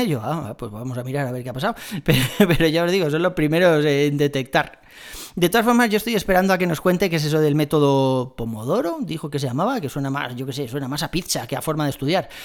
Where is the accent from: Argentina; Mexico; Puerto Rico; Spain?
Spain; Madrid, Community of Madrid; soy de Madrid